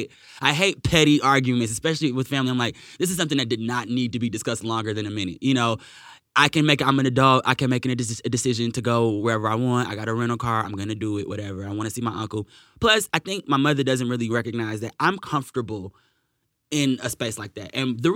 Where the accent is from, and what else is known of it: Michigan, United States